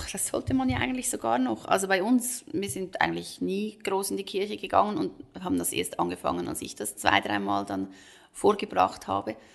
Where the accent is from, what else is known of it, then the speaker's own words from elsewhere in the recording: Switzerland; Das ist bei uns in der Schweiz ist eben so.